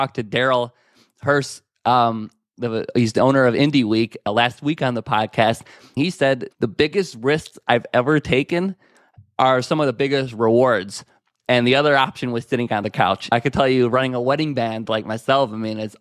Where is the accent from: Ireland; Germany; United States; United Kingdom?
United States; Chicago, Illinois; I'm from Chicago, Illinois